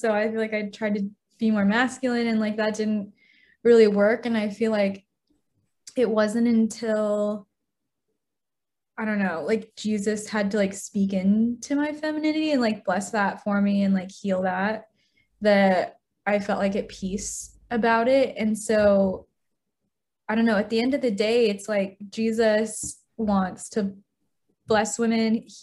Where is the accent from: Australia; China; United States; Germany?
China; born there; so I was born in China in the 90s. And in that point in time, there was a one child policy.